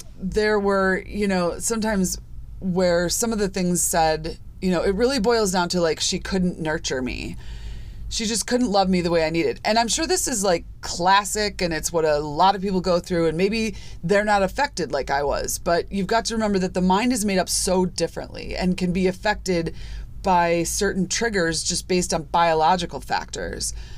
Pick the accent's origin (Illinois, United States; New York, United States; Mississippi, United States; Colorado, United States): Illinois, United States; Chicago; I grew up in Chicago, I grew up in the suburbs of Chicago